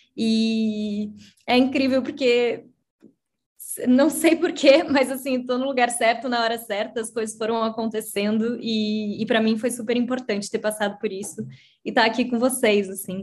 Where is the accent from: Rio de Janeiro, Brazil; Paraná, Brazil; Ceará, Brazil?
Paraná, Brazil; Curitiba; sou de Curitiba, é, eu tenho 33 anos também.